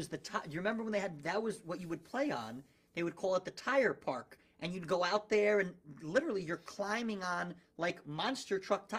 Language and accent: English; Scotch Plains, New Jersey, United States; Born and raised in Scotch Plains, 5 blocks from here.